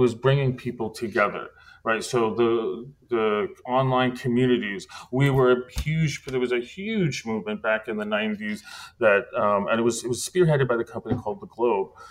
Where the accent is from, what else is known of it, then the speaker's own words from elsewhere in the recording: Great Neck, New York, United States; moved away as an adult; also born or lived in Manhattan; I grew up in New York